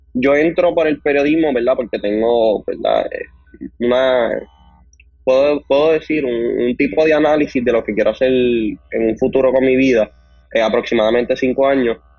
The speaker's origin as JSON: {"language": "Spanish", "town": "Ponce", "country": "Puerto Rico", "said": "actualmente tengo 19 años y soy del pueblo de Ponce"}